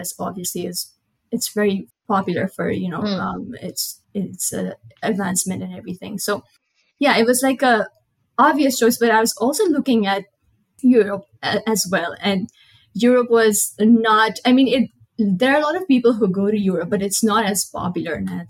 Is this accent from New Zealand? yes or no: no; Nepal; moved away as an adult; now in Colorado, United States; I am from Nepal. It's a small country in South Asia.